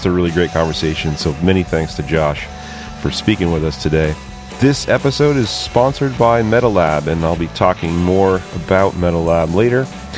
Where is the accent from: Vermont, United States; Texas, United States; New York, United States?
Vermont, United States; I mean, I grew up in Vermont